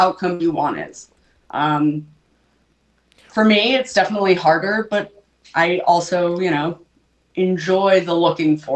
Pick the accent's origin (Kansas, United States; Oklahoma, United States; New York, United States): New York, United States; Long Island; I grew up on Long Island